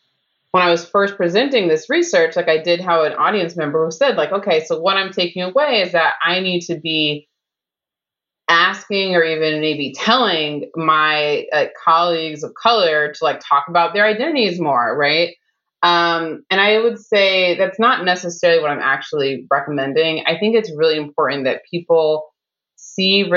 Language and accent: English; Chicago, Illinois, United States; I'm from the South Side of Chicago